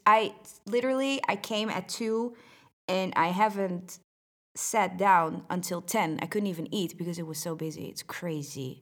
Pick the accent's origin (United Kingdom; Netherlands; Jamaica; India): Netherlands; I'm from the Netherlands